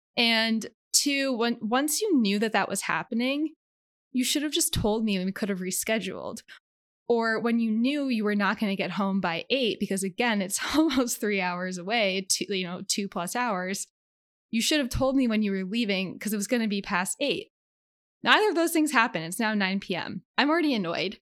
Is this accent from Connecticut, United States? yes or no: yes; Connecticut, United States; moved away as an adult; also born or lived in Carlisle, Pennsylvania; now in Philadelphia, United States; I grew up in Connecticut